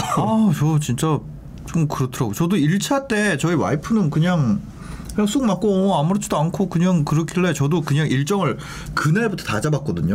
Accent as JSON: {"language": "Korean", "town": "Gangneung", "region": "Gangwon", "country": "South Korea", "tie": "born or raised there", "moved": "yes", "said": "고향이 강릉이거든요."}